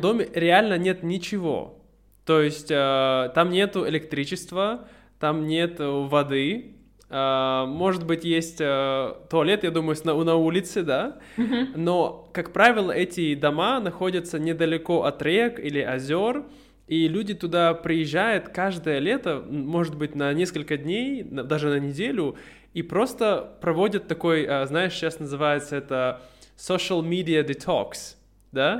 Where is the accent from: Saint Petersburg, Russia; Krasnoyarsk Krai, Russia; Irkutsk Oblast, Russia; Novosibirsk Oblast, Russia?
Irkutsk Oblast, Russia; Irkutsk; moved away as an adult